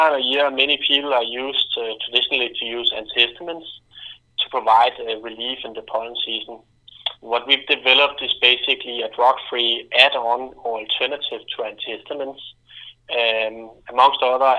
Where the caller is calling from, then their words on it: Denmark; I'm calling in from Clarify.me in Denmark.